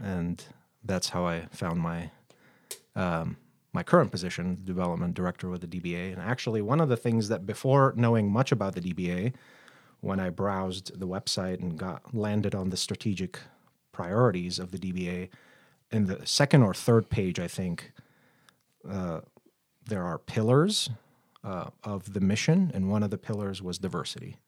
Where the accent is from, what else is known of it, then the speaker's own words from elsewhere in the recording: Baghdad, Baghdad Governorate, Iraq; moved away as an adult; now in Billings, United States; born and raised in Baghdad, Iraq